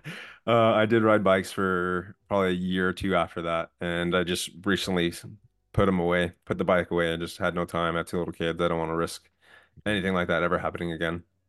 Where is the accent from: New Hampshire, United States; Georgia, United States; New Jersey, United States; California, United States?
California, United States; outside of LA, Southern; also born or lived in San Diego; I'm originally from Southern California, grew up side, outside of L